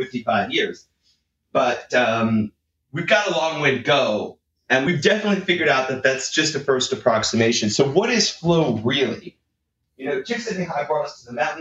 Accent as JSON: {"language": "English", "region": "Northeast", "country": "United States", "tie": "born or raised there", "said": "I grew up in the Northeast, pretty bad winter sometimes"}